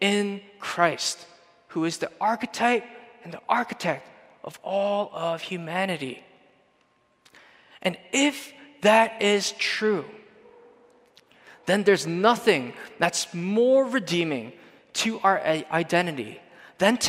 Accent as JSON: {"language": "English", "country": "Canada", "said": "we're from Canada"}